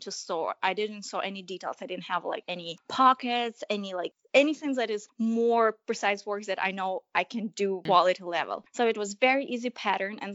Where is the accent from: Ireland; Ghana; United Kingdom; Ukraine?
Ukraine; moved away; growing up in Ukraine